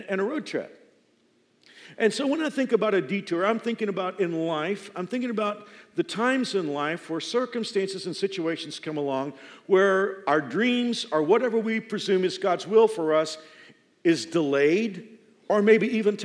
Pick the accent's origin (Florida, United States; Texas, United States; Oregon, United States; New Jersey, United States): Texas, United States; Dallas-Fort Worth area; moved away as an adult; now in Wichita, United States; I'm from the Dallas-Fort Worth area. I've been here 28, almost 29 years now.